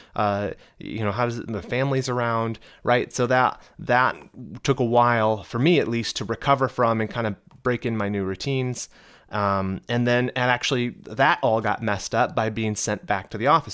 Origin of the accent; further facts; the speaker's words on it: United States; accent: American; I'm in America, obviously, as you can tell by my beautiful American accent